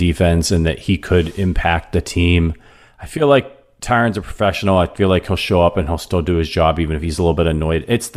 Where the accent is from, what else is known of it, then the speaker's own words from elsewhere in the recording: Northeast Ohio, United States; I'm from Northeast Ohio